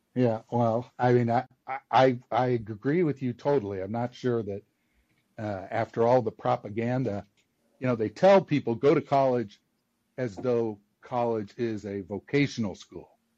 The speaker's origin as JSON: {"language": "English", "region": "Midwest", "country": "United States", "said": "I live out in the Midwest, and I'm from the Midwest, but I I went east for school"}